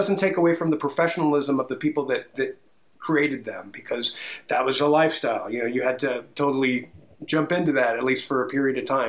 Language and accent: English; Overland Park, Kansas, United States; I spent time growing up in Overland Park